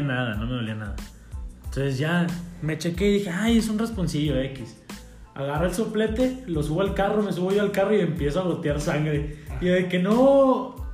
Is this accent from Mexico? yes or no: yes; Cuatro Ciénegas, Coahuila, Mexico; yo soy de Cuatro Ciénegas